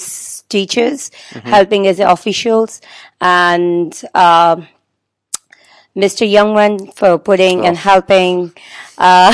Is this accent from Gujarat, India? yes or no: no; Bangalore, Karnataka, India; now in Shenzhen, China; I'm from India, mm-hmm. Bangalore